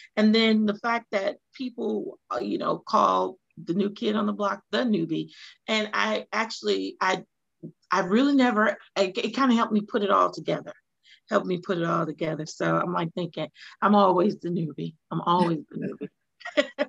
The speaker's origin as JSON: {"language": "English", "region": "Louisiana", "country": "United States", "moved": "as an adult", "lives_now": "Hinesville, United States", "said": "I'm originally from Louisiana, moved to Georgia in 2001 uh, by way of the military"}